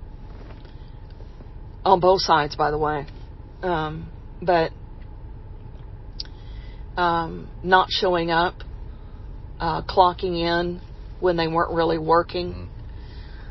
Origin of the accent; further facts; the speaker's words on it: Texas, United States; my home state